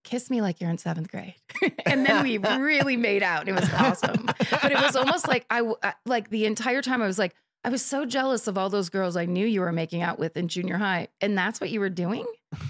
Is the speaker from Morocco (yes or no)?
no; South Africa; I grew up in South Africa.